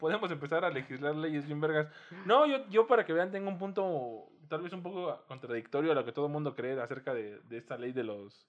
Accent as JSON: {"language": "Spanish", "region": "Oaxaca", "country": "Mexico", "tie": "born or raised there", "moved": "yes", "lives_now": "Mexico City, Mexico", "said": "yo que soy de Oaxaca, yo que crecí en. Ni siquiera en la ciudad, porque la segunda parte de mi pubertad la pasé en pueblos"}